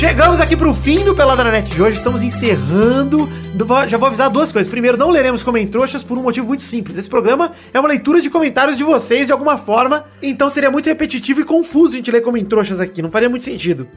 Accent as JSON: {"language": "Portuguese", "town": "Araraquara", "region": "São Paulo", "country": "Brazil", "tie": "born or raised there", "moved": "yes", "said": "lá na minha cidade natal, lá em Araraquara"}